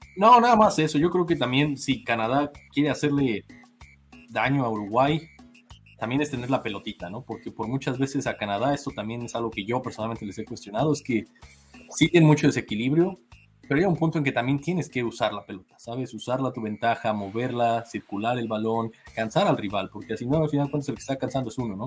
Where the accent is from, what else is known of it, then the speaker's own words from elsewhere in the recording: Mexico; yo siendo mexicano